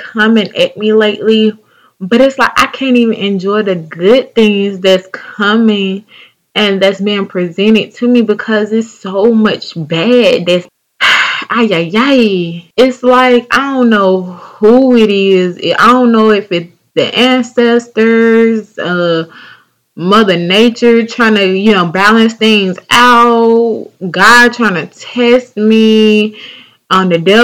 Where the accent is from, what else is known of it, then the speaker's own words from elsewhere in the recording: North Carolina, United States; accent: southern; my home state, North Carolina, North Kakalaki